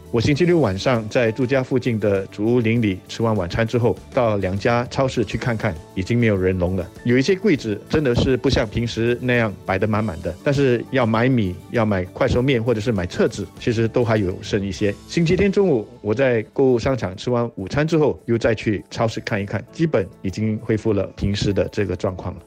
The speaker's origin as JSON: {"language": "Chinese", "country": "Singapore", "said": "我对我们新加坡人会做出这样子的一种反应"}